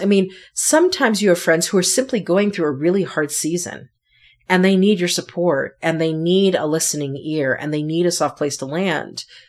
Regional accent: Connecticut, United States; moved away; also born or lived in New York City; I am from the East Coast. I'm originally from Connecticut

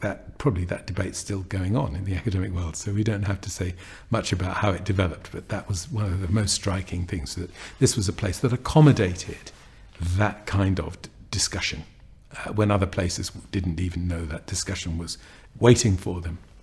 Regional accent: London, United Kingdom; I grew up in an area of North London

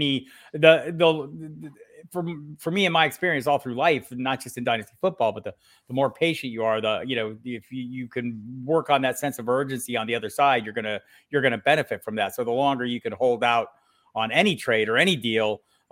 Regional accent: Arizona, United States; I grew up in Arizona

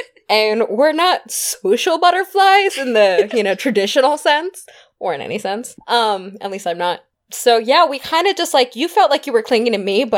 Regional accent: California, United States; I mean, we're from California, right?

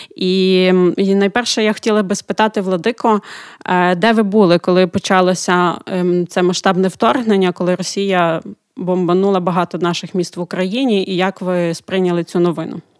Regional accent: Ukraine; Ми з України.

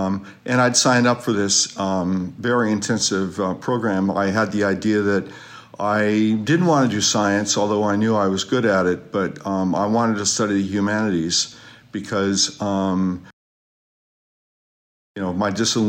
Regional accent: Sacramento, California, United States; also born or lived in Fort Benning, Georgia / Michigan; I was born in Fort Benning, Georgia, when my dad was briefly down there, for Army Reserve training, and 4 years in Michigan, rest of my life in California. Just grew up in Sacramento.

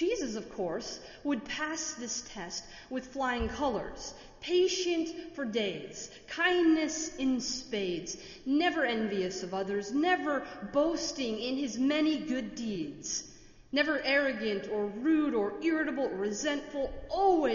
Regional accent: Minnesota, United States; now in Washington, D.C., United States; I am from Minnesota, and my tolerance for snow and my Midwestern values

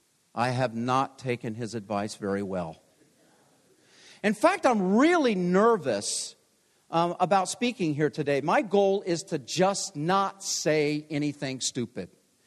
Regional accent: Hollywood, Maryland, United States; they moved to Hollywood, Maryland, which was my hometown.

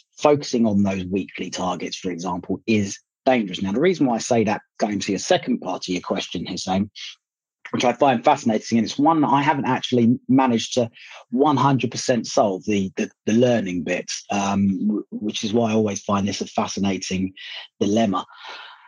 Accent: Libya; now in United Kingdom; I was born in Libya and my parents are Libyan, so I go visit Libya quite often

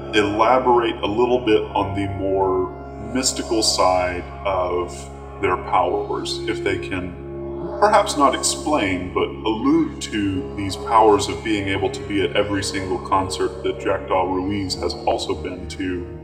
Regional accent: Texas, United States; Well, as you know, I am Texan, and so I am packing that heat.

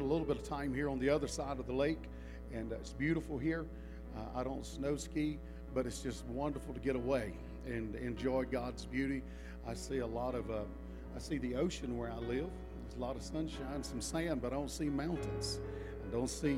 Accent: the South, United States; I am from the South

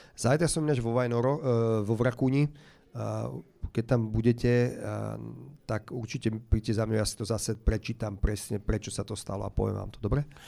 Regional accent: Slovakia; also born or lived in Bratislava; Som hrdý Slovák, mám rád Slovensko

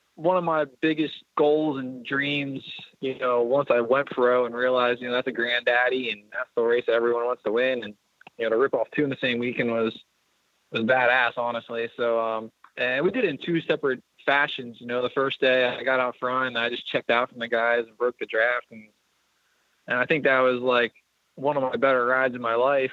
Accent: Lancaster, Pennsylvania, United States; technically Lancaster, Pennsylvania

